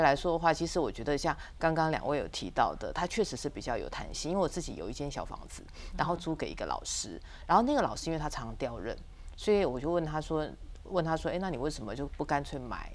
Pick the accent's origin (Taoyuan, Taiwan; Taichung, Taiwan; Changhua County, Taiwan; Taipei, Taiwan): Taipei, Taiwan; 因为我是台北人